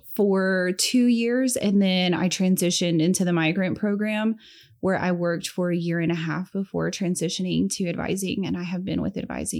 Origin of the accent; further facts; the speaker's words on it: Amarillo, Texas, United States; also born or lived in Lubbock / Camp Pendleton; I am originally born in Lubbock, Texas, and as a military brat, we ended up in Camp Pendleton, California. And then when my dad got put on recruiting duty, we ended up in Amarillo, Texas, and I have been here ever since.